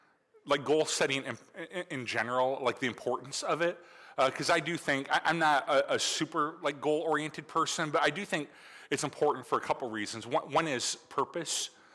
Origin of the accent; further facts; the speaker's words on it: Michigan, United States; It is really weird because, you know, growing up in Michigan, it's like the new year.